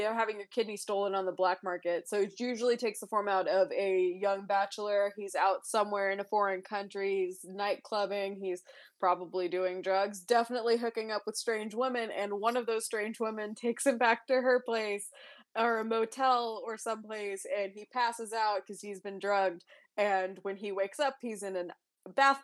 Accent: Cherokee Nation, Oklahoma, United States; we grew up in the Cherokee Nation, and we lived 15 minutes from one of the casinos

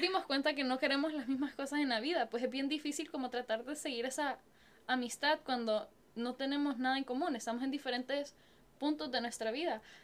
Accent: Honduras; now in San Antonio, United States; Yo soy de Honduras

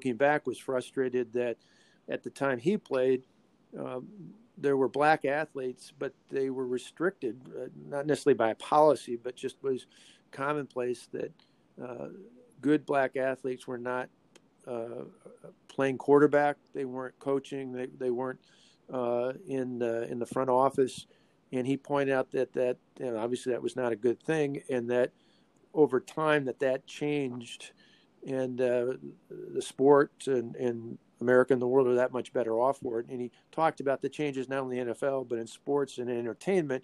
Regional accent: Delavan, Wisconsin, United States; because I came from Delavan

